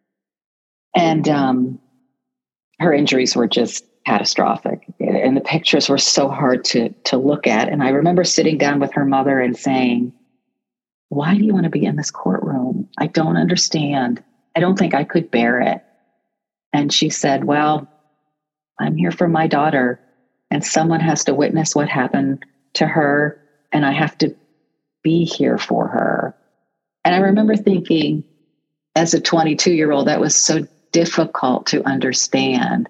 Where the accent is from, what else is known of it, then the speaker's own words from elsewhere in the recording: Canton, Ohio, United States; moved away; a native of Canton, Ohio. So I was born in Canton. I went to Minerva High School